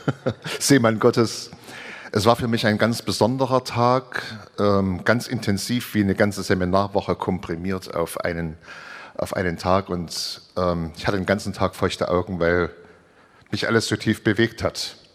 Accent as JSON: {"language": "German", "region": "Saarland", "country": "Germany", "said": "ich komme aus"}